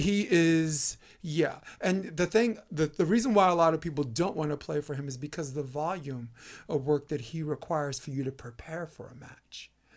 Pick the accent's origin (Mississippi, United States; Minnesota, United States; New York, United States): New York, United States; I'm from New York